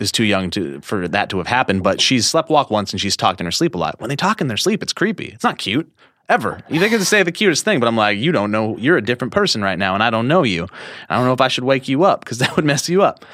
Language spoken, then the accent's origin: English; Columbia Falls, Montana, United States; also born or lived in Whitefish, Montana; I was born in Whitefish, Montana. but I grew up in Columbia Falls, Montana